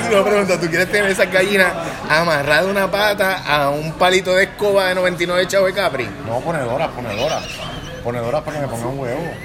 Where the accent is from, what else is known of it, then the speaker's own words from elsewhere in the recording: Puerto Rico; mi experiencia como puertorriqueño